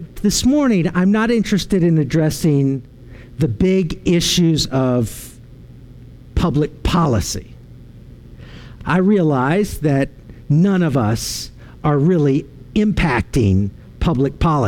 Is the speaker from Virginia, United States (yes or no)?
yes; Arlington, Virginia, United States; moved away; also born or lived in Waco, Texas; I was driving home from Waco all the way to Arlington, Virginia